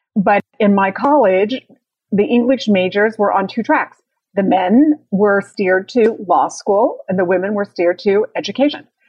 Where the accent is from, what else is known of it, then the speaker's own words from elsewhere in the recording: Utah, United States; moved away; I'm originally from Utah